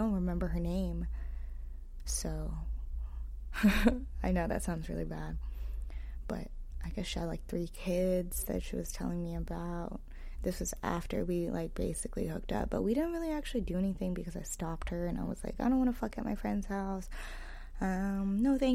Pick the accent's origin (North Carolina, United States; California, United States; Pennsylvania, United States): California, United States; the Bay Area; I'm from the Bay